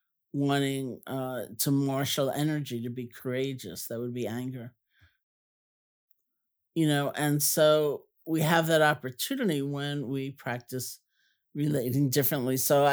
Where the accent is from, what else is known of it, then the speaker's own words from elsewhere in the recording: New York City, New York, United States; oh, I grew up in Washington Heights. Like, ooh, you know, you're right around the corner.